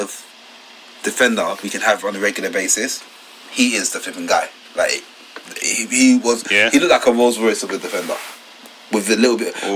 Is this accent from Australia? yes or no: no; Ghana; I'm from Ghana, so a West African country